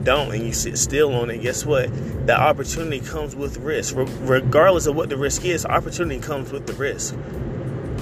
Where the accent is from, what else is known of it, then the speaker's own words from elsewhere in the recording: Raleigh, North Carolina, United States; I'm from Raleigh, North Carolina.